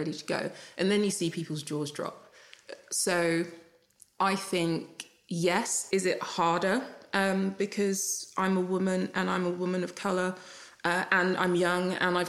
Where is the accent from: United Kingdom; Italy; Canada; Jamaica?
Jamaica; I'm Jamaican